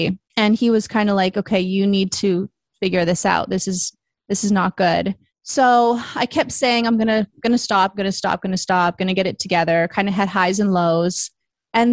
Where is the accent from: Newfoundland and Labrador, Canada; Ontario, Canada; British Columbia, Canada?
British Columbia, Canada; Vancouver; moved away as an adult; also born or lived in Toronto; Then I moved home from Toronto to Vancouver